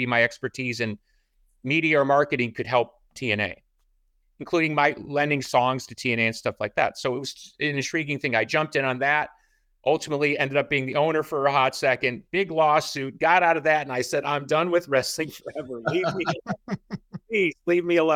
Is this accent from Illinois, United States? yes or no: yes; Chicago, Illinois, United States; I was raised in Chicago